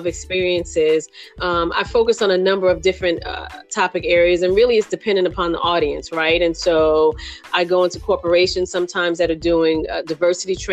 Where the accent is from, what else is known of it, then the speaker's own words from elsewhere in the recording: New York City, New York, United States; I am from New York City. I grew up in Brooklyn, New York